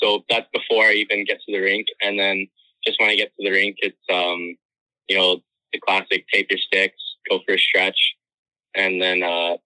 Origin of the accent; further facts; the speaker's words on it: Calgary, Alberta, Canada; I'm from Calgary